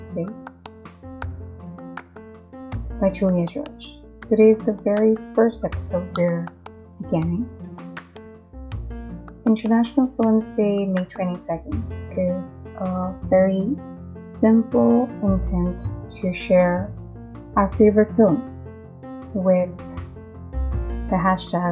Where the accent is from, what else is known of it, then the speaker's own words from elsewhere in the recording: Mumbai, Maharashtra, India; first language Hindi; English is a second language; I'm from India, born in Mumbai. Hindi is native to me.